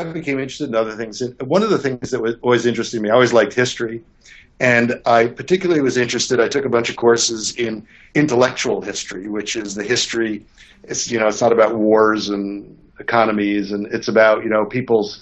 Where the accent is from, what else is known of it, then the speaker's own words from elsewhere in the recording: New York City, New York, United States; I grew up in New York City